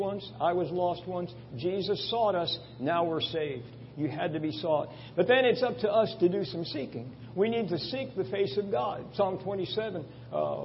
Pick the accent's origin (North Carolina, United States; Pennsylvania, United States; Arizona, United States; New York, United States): New York, United States; Long Island; I grew up on Long Island, not too far from here.